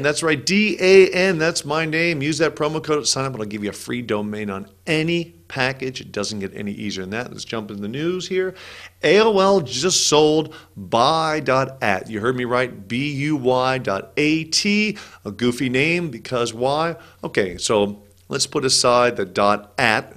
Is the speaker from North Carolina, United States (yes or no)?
no; California, United States; I grew up in California